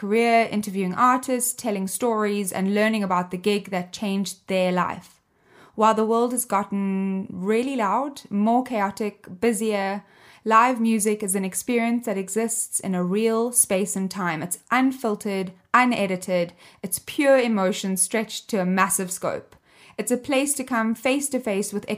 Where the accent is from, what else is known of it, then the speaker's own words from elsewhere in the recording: Cape Town, Western Cape, South Africa; I grew up in Cape Town, South Africa.